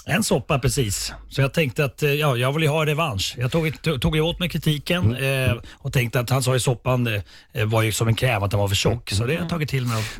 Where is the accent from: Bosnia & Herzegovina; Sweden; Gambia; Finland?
Finland; jag som finne